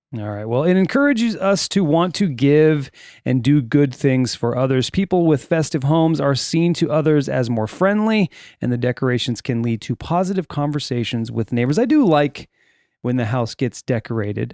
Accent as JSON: {"language": "English", "town": "Sylmar", "region": "California", "country": "United States", "tie": "born or raised there", "said": "I grew up in Silmar, California"}